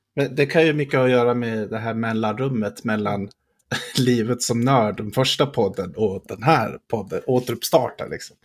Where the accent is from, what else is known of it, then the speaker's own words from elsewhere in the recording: Skattungbyn, Dalarna County, Sweden; moved away; vi var ju båda hemma i Skattungbyn och hälsade på